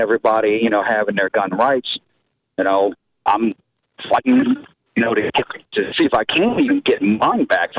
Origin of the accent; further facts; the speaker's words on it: New Orleans, Louisiana, United States; now in Lafayette, United States; I was raised in New Orleans and I thought Lafayette was a whole nother dimension when I moved out here.